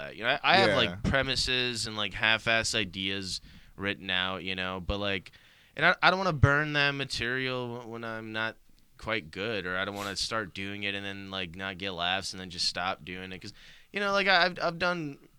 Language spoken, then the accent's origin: English; Bosnia & Herzegovina; English is a second language; No, unfortunately, dude, I learned English without a Bosnian accent.